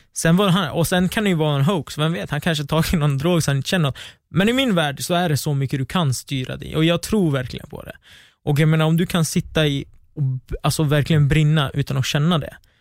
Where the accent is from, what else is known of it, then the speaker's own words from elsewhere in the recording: Västerås, Västmanland, Sweden; jag kommer från Västerås. Mitt sammanhang är i Västerås.